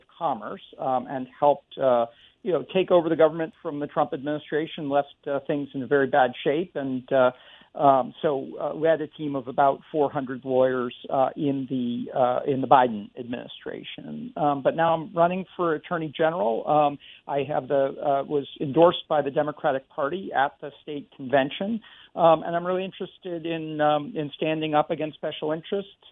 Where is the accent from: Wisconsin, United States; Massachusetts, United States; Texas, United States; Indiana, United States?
Massachusetts, United States; Worcester County; I grew up in Worcester County, and like many people from central Massachusetts